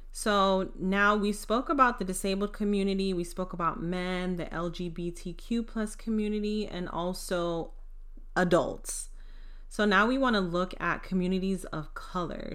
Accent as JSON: {"language": "English", "country": "United States", "tie": "born or raised there", "said": "growing up in the United States"}